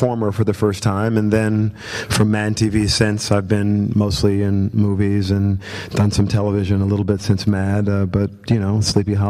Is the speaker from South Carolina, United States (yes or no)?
yes; South Carolina, United States; now in California, United States; I'm from South Carolina, from the deep South